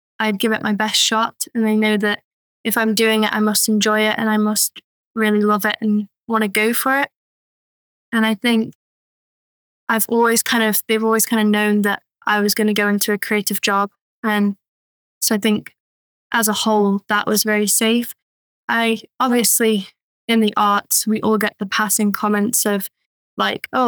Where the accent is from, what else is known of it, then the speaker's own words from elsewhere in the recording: Isle of Man; moved away as an adult; now in Chester, United Kingdom; I grew up on the Isle of Man